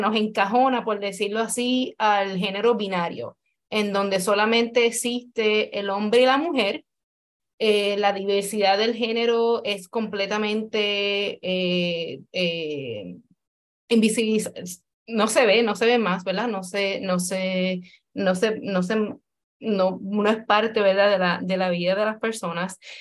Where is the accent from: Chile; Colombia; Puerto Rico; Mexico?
Puerto Rico; Como, como mujer puertorriqueña